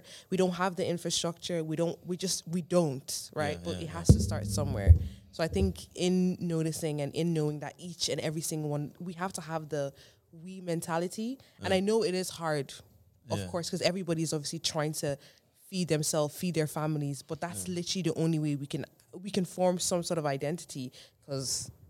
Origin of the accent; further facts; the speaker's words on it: Ireland; growing up in Ireland and being in secondary school